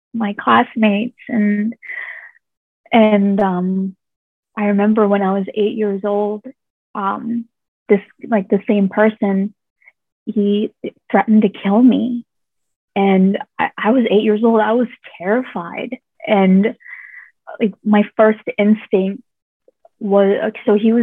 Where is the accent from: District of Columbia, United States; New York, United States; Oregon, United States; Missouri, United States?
District of Columbia, United States; Washington; moved away as an adult; now in Thailand; when I was a young kid, in Washington, D.C., that's where I grew up